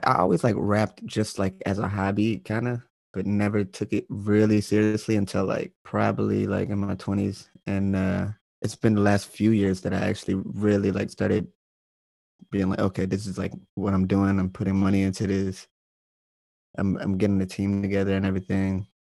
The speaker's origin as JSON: {"language": "English", "town": "Manassas", "region": "Virginia", "country": "United States", "tie": "born or raised there", "also_born_or_lived": "Alexandria, Virginia / Springfield, Virginia / Lorton, Virginia / Richmond, Virginia", "moved": "as an adult", "lives_now": "Brooklyn, New York, United States", "said": "I'm from North Virginia. Like, uh, I was I was in Manassas mostly for like ten years, but I've I've lived all around like Alexandria, Springfield, Lorton, just all Northern Virginia area"}